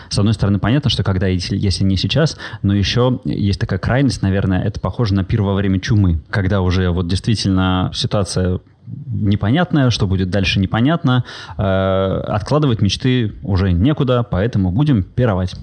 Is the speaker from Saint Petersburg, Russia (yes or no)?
yes; Saint Petersburg, Russia; moved away as an adult; also born or lived in Bali; я как коренной петербуржец